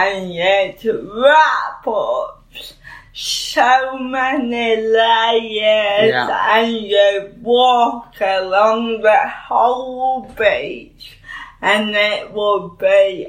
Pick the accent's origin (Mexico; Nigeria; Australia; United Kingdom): United Kingdom; Bridlington, Yorkshire and the Humber; born or raised there